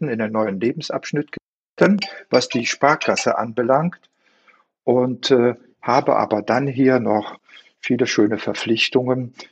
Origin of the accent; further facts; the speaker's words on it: Korschenbroich, North Rhine-Westphalia, Germany; born there; now in Mönchengladbach, Germany; Also ich bin gebürtiger Korschenbräucher, lebe jetzt in Mönchengladbach